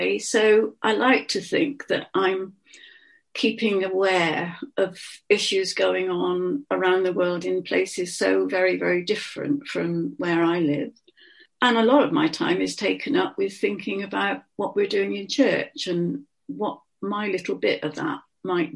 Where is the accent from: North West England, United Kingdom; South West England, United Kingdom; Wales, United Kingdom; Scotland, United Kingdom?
South West England, United Kingdom; Bristol; accent: Bristol; I have got, some people say, a distinctive Bristol bit in my accent.